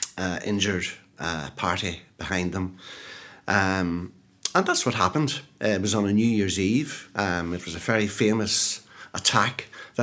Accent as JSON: {"language": "English", "town": "Brookeborough", "region": "Northern Ireland", "country": "United Kingdom", "tie": "born or raised there", "also_born_or_lived": "Chicago", "said": "I'm from County Fermanagh. I'm from a little place called Brookborough."}